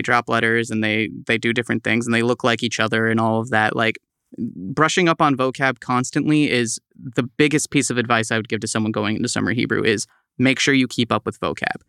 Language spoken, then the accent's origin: English; East Tawas, Michigan, United States; moved away as an adult; now in Saint Louis, United States; I hail from Michigan, specifically East Tawas